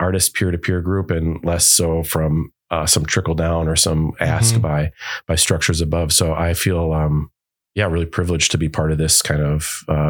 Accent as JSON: {"language": "English", "town": "Wauwatosa", "region": "Wisconsin", "country": "United States", "tie": "born or raised there", "also_born_or_lived": "Milwaukee", "said": "Yeah, I have to say, like growing up in Wauwatosa and in Milwaukee my whole life, I didn't really realize that there weren't models of artists"}